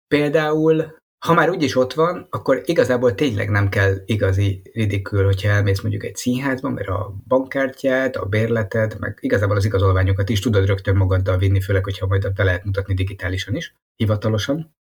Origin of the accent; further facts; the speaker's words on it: Hungary; mint magyarok